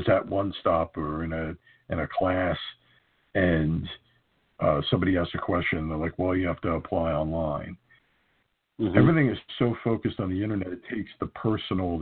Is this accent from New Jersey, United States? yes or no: yes; New Jersey, United States